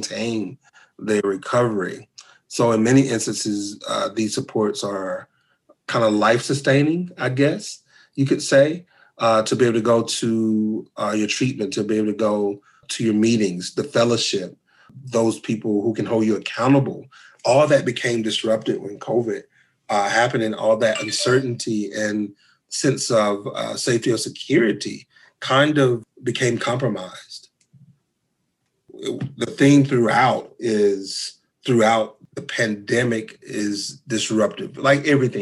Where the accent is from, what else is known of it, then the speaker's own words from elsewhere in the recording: North Carolina, United States; moved away as an adult; now in Lubbock, United States; I am from North Carolina